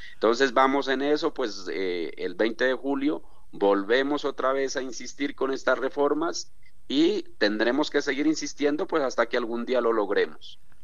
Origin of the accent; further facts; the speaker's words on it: Colombia; como colombiano